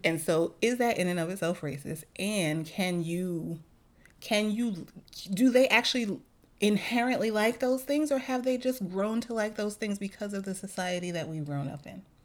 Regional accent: New York City, New York, United States; moved away; as a New Yorker

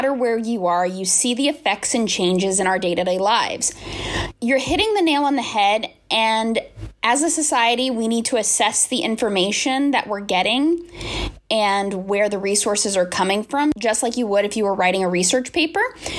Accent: South Florida, United States; I grew up in South Florida, and I remember Hurricane Andrew and the devastation that came with it.

